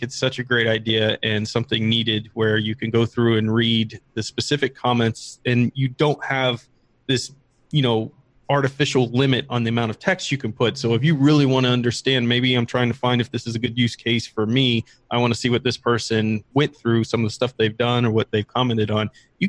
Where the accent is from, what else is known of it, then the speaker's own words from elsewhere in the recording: Iran; English is a second language; Since I'm from Iran, I had problems joining some groups in Telegram.